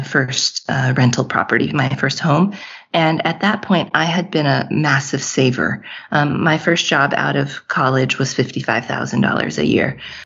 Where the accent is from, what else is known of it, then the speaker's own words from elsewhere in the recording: Texas, United States; moved away as an adult; In 2019, we moved back home. I'm from Texas. We moved back to Texas